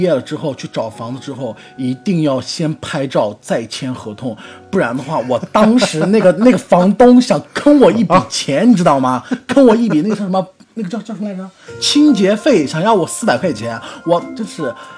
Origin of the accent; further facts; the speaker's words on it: Xinjiang, China; moved away; 我，新疆人